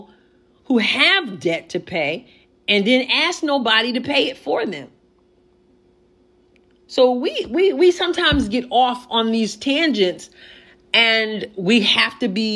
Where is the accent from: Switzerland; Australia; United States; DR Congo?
United States; we as American people